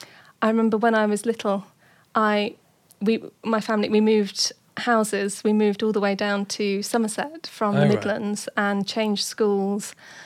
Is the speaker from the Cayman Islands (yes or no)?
yes; Cayman Islands; born there; but I was born in the Caribbean. I was born in the Cayman Islands.